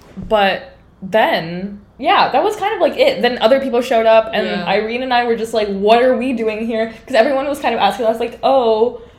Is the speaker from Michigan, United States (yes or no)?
yes; Detroit, Michigan, United States; moved away as an adult; now in New York, United States; I will rep my hometown till I die. So I obviously had to say something, just given my like Midwesternness.